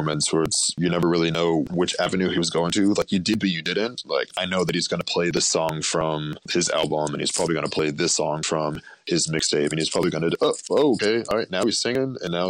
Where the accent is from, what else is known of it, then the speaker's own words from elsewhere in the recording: Boston, Massachusetts, United States; I was born and raised in Boston